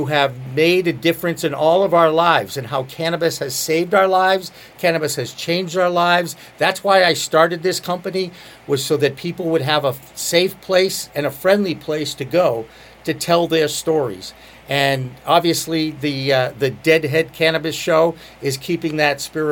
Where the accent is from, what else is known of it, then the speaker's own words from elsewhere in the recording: Boston, Massachusetts, United States; also born or lived in Portland, Maine; I'm from Boston